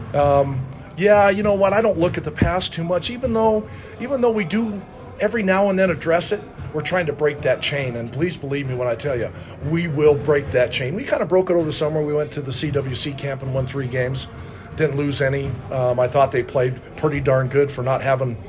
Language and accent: English; Rock Springs, Wyoming, United States; also born or lived in Utah / Hawaii; now in Riverton, United States; Being from Rock Springs, my family is quite a basketball family.